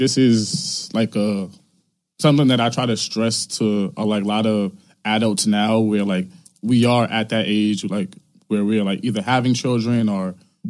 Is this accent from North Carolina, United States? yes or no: no; New York City, New York, United States; I grew up in Farragut Projects downtown mm-hmm. Brooklyn. You know, literally from like there is like, I went to like every single school that I went to was in Brooklyn.